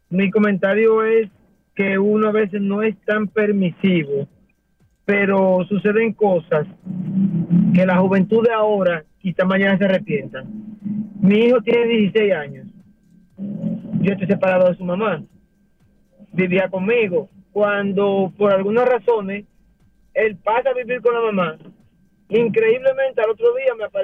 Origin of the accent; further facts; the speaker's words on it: La Romana, Dominican Republic; aquí en mi pueblo de La Romana